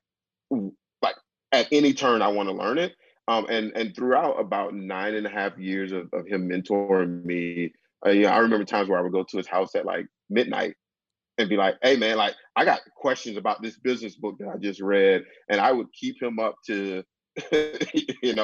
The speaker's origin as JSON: {"language": "English", "town": "Decatur", "region": "Georgia", "country": "United States", "tie": "born or raised there", "also_born_or_lived": "Kansas", "moved": "as an adult", "said": "I'm from Decatur, Georgia, which is about 10, 15 minutes outside of Atlanta. Grew up there"}